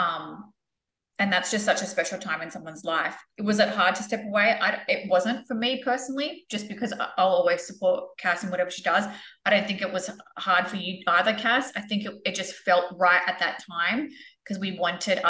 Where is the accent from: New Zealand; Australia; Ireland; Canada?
Australia; moved away as an adult; now in United States; us being Australian